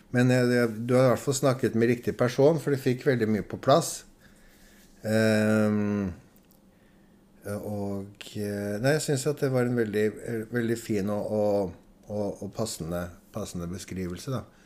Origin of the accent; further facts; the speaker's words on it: Oslo, Norway; also born or lived in Adamstuen, Oslo; Jeg vokste opp sammen med besteforeldre, eller foreldrene hennes. da. Eh, da flyttet vi eh, fra Majorstad til Adamstuen